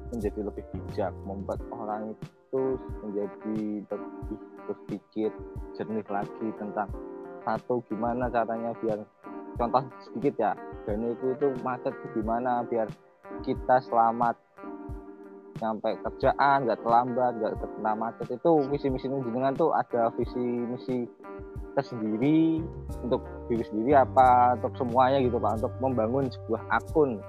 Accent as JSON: {"language": "Indonesian", "region": "West Java", "country": "Indonesia", "lives_now": "Gunungpati, Indonesia", "said": "Saya itu aslinya dari Jawa Barat ya, ini jujur ya, aslinya dari Jawa Barat dan alhamdulillah sudah bertempat tinggal di Gunung Pati"}